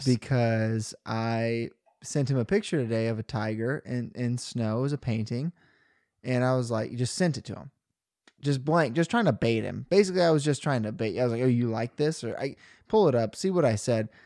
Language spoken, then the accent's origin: English; Rockport, Missouri, United States; moved away as an adult; now in Columbia, United States; I was driving home from Columbia to Rockport